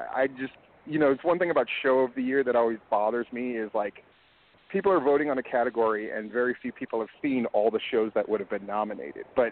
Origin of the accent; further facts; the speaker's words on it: Hawaii, United States; now in Georgia, United States; I grew up in Hawaii